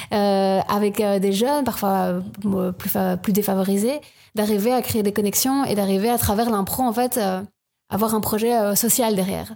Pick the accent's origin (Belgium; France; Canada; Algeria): Belgium; Province of Luxembourg, Wallonia; moved away as an adult; also born or lived in Louvain-la-Neuve; je viens de la province de Luxembourg